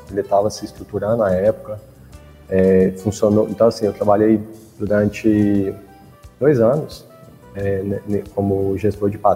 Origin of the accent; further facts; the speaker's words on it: Ribeira, Minas Gerais, Brazil; Eu sou natural de, de Ribeira, como você colocou aí, que é uma cidadezinha no interior de Minas, ela tem em torno de 10, 12 mil habitantes, mas eu morava era na zona rural lá.